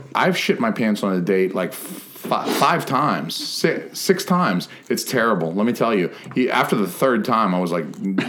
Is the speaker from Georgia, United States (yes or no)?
yes; Georgia, United States; I don't know. I'm from Georgia.